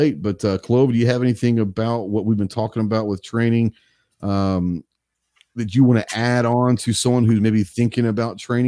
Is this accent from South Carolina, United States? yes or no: no; Texas, United States; You grew up in Texas